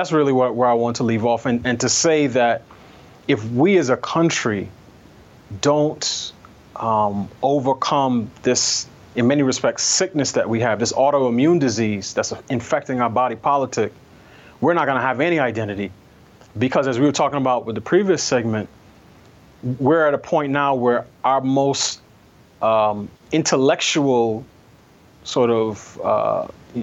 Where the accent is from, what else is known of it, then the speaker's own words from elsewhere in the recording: New York City, New York, United States; me growing up in New York City